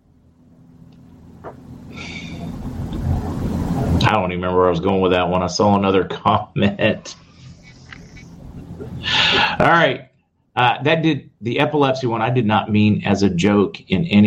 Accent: the South, United States; also born or lived in the North; I'm from the North, but I grew up in the South

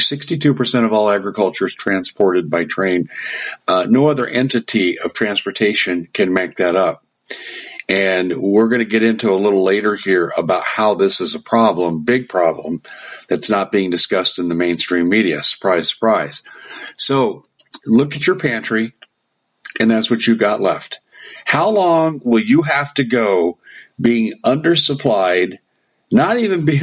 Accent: Arizona, United States; I'm from Arizona

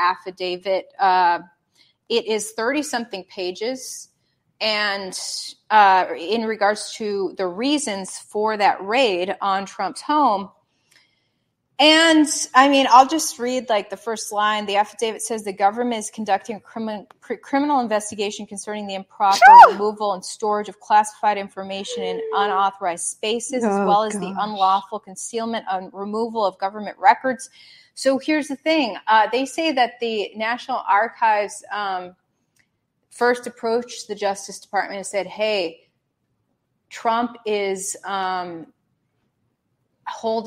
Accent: the North, United States; I'm a hardcore Yankee. I'm from the North

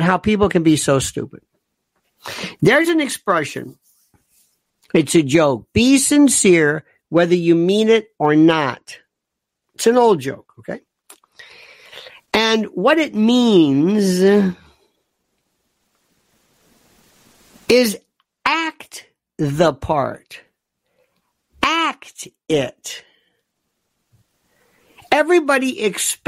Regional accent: Tampa, Florida, United States; Tampa, my hometown

